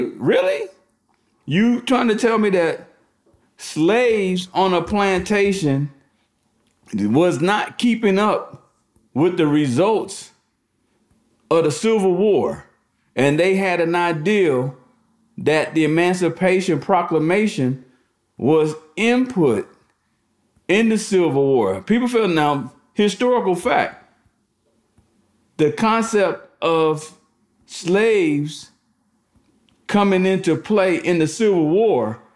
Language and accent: English; the North, Northern United States, United States; being a Northerner